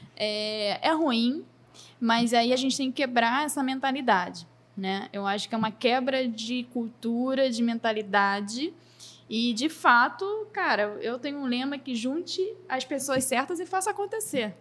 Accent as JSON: {"language": "Portuguese", "region": "Rio de Janeiro", "country": "Brazil", "also_born_or_lived": "São Paulo / Florianópolis", "said": "sou carioca, sou brasileira"}